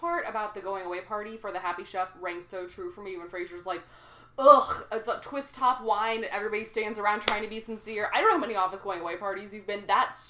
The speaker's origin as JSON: {"language": "English", "region": "Texas", "country": "United States", "said": "I'm a Texan"}